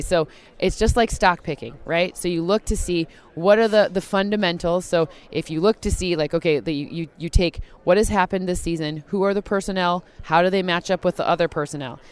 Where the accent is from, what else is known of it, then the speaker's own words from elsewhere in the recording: East Lansing, Michigan, United States; I grew up in East Lansing, Michigan.